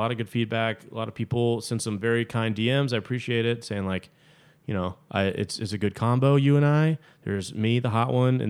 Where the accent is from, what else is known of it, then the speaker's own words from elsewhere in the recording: Georgia, United States; I grew up in Georgia.